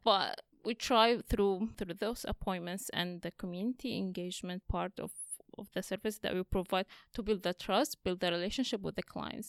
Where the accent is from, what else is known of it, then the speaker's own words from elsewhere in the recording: Syria; moved away as an adult; now in Australia; I'm Assyrian from Syria. I came to Australia on refugee visa in two thousand fifteen